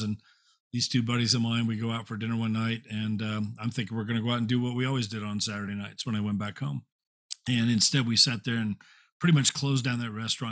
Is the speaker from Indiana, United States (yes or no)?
yes; Indiana, United States; moved away as an adult; also born or lived in California; I'm from Indiana, originally born and raised, uh, moved to California after I graduated college.